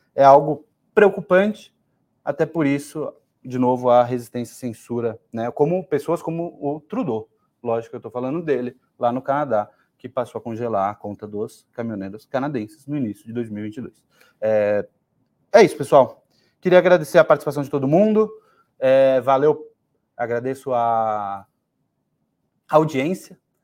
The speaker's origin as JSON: {"language": "Portuguese", "country": "Brazil", "said": "a gente é brasileiro"}